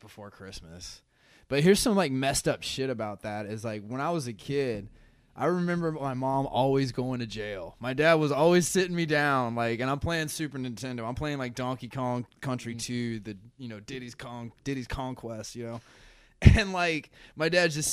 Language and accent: English; the South, United States; moved away as an adult; also born or lived in Denver, Colorado; now in Chicago, United States; growing up in the South is just like the people you were around